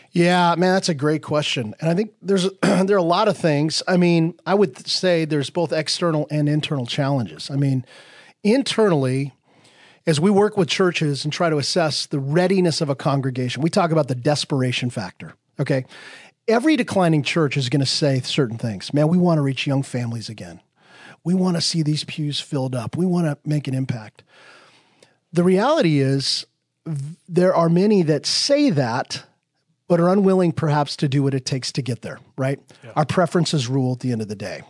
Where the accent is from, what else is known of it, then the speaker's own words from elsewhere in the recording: Wyoming, United States; I grew up in Wyoming. Okay, so now you've met someone from Wyoming.